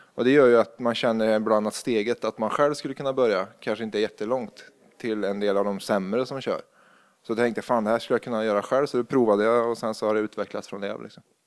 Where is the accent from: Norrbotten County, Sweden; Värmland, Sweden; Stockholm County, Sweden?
Värmland, Sweden; now in Gothenburg, Sweden; jag är från Värmland, från en liten bruksort